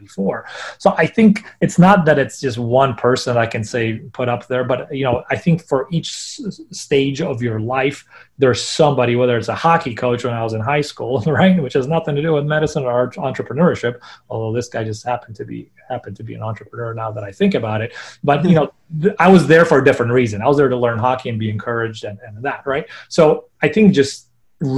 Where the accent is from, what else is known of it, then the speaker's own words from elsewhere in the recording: Poland; moved away; when I was growing up in Poland